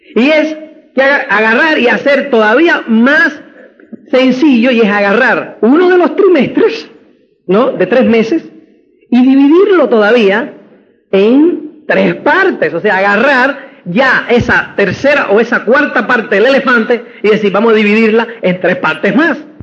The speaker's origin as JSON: {"language": "Spanish", "country": "Cuba", "also_born_or_lived": "Spain", "moved": "yes", "said": "como es cubano"}